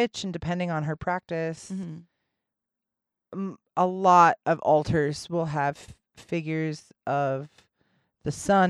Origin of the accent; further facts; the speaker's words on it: Middle West, Midwest, United States; I'm from the Middle West.